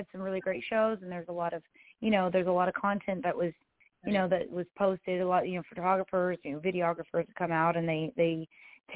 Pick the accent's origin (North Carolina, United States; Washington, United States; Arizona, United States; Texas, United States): Texas, United States; I'm a artist from Texas